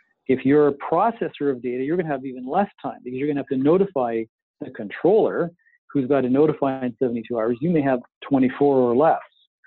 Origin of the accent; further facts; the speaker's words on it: Canada; we're so Canadian